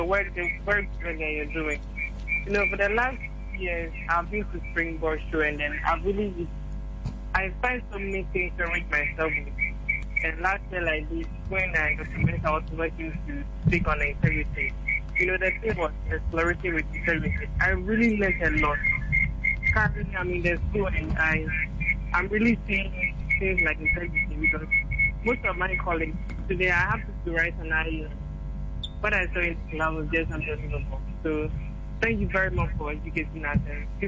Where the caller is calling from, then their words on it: Accra, Greater Accra, Ghana; I'm calling from Laboni.